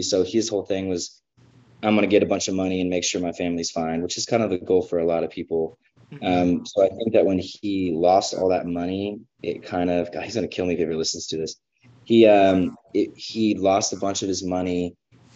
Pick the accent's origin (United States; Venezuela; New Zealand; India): United States; Georgia; I grew up in Georgia